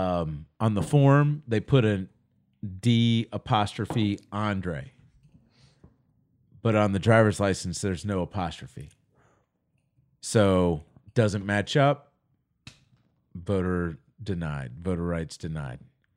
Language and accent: English; Virginia, United States; But in my home state of Virginia, I would have sat in that state for another 5 years